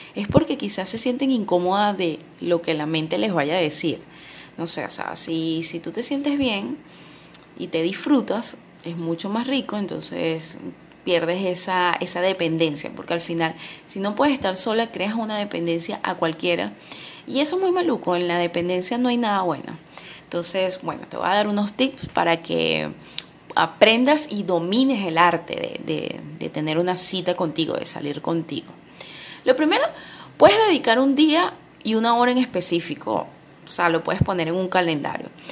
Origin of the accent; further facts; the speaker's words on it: Venezuela; also born or lived in Valencia, Venezuela; en mi país